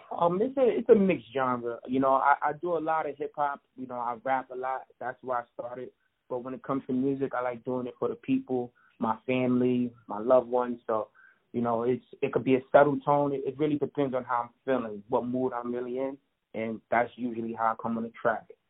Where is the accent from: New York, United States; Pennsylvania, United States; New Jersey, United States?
New York, United States; Long Island; also born or lived in Bronx, New York; I pretty much grew up in Long Island, um, a suburban part of New York